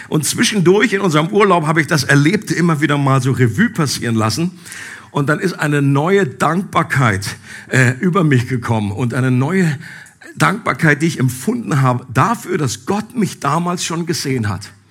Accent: Einbeck, Lower Saxony, Germany; haben dabei meine alte Heimat Einbeck besucht.

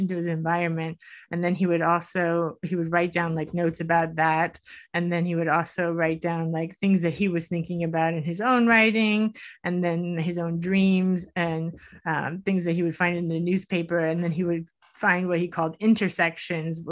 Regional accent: Miami, Florida, United States; I grew up in Miami

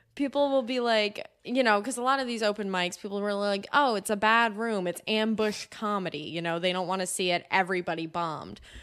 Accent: New Jersey, United States; moved away; I grew up in New Jersey

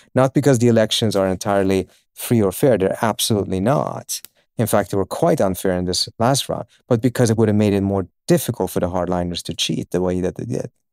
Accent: Uppsala, Uppsala County, Sweden; also born or lived in Iran; now in United States; I was born in Iran uh, and my family we moved uh, against our will uh, at uh, end of 1978 to Sweden

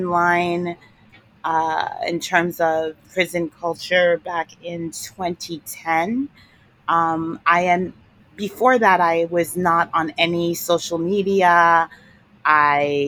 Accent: New York City, New York, United States; I grew up in New York City

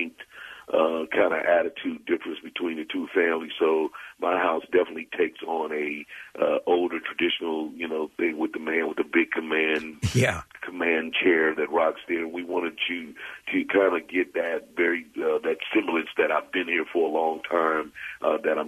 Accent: Caruthersville, Missouri, United States; also born or lived in Jefferson City, Missouri / St. Louis, Missouri; I was probably a little kid when we moved to Caruthersville, Missouri, back to where my mother's hometown

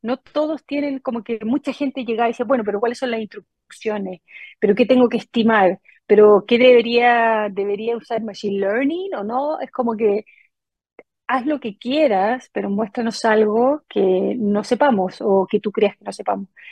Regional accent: Chile; moved away as an adult; also born or lived in United States; 23 años que, que me fui de Chile

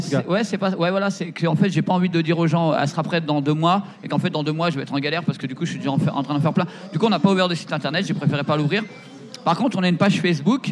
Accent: Seine-et-Marne, Île-de-France, France; je suis de Seine-et-Marne

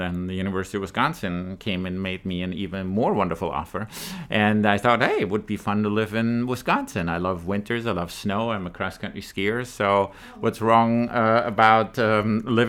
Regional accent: Germany; moved away; I was born and raised in Germany

